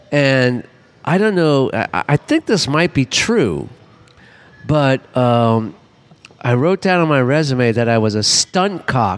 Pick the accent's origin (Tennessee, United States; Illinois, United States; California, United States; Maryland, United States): California, United States; Los Angeles; I'm from LA. I grew up in the Hollywood.